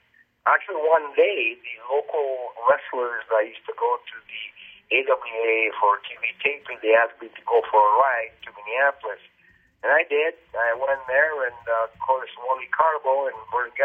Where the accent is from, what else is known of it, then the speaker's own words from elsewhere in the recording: Winnipeg, Manitoba, Canada; also born or lived in Italy; I'm from Winnipeg, Manitoba. I've been here all my life. Actually, I was born in Italy. I came here when I was 11 years old